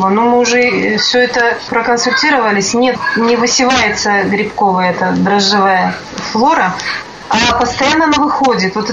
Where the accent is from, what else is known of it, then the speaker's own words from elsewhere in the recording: Kazakhstan; Я в Казахстане родилась, жила.